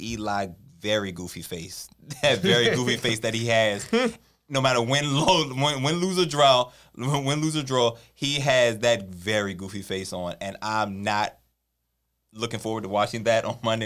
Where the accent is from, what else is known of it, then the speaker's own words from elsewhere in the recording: Washington, District of Columbia, United States; my hometown